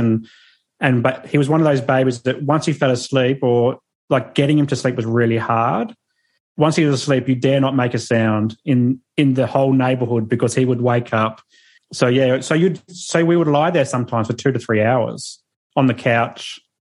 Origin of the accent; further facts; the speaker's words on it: Adelaide, South Australia, Australia; now in Sunshine Coast, Australia; I'm from Adelaide. So that's where our parents are